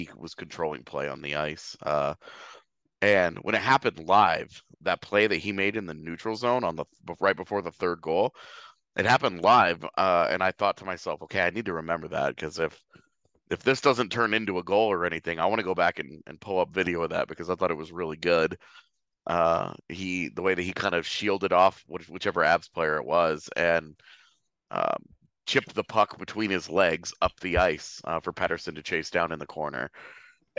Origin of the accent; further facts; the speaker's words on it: Katy, Texas, United States; We're both from Katy, Texas